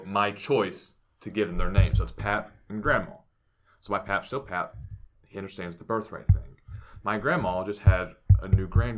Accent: Southern Ohio, United States; We're more Southern Ohio

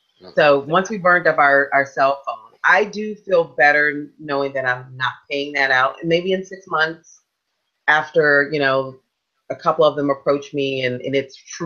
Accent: Washington, District of Columbia, United States; moved away; I'm from Washington DC

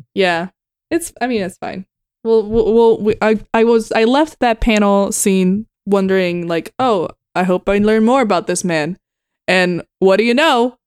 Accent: Puerto Rico; now in Texas, United States; I'm from Puerto Rico, which is a very humid climate

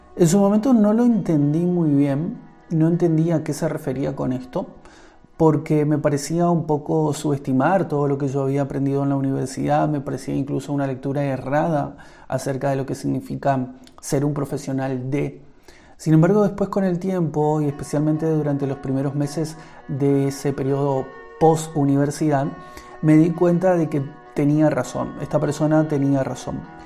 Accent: Argentina; en mi país, en Argentina donde vivo

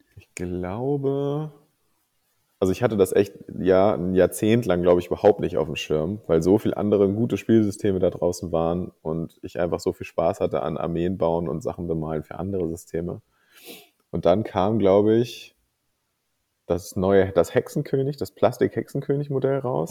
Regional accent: Kiel, Schleswig-Holstein, Germany; ich komme aus Kiel und wohne auch immer noch in Kiel tatsächlich. Ähm, und bin hier aufgewachsen, bin also echtes Nordlicht

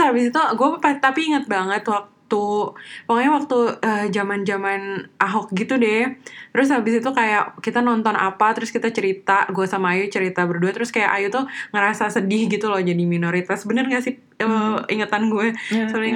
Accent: Kalimantan, Indonesia; gue anak Kalimantan

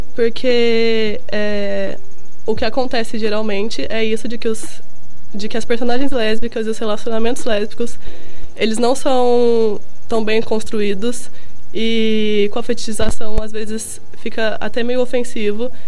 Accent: Minas Gerais, Brazil; moved away; eu sou mineira, é, eu estudava numa escola de padre

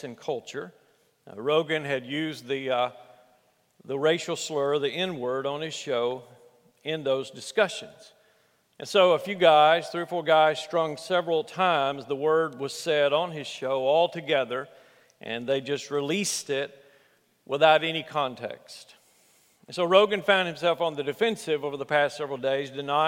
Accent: Alabama, United States; where I grew up in Alabama

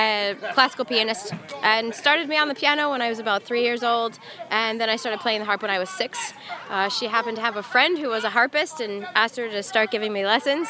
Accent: Dublin, Ohio, United States; we're from Dublin, Ohio

